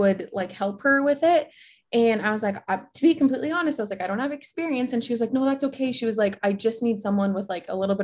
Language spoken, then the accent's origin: English; central Nebraska, United States; moved away as an adult; also born or lived in Lincoln, Nebraska / Cape Town, South Africa; I moved back home from Lincoln back to central Nebraska and with my parents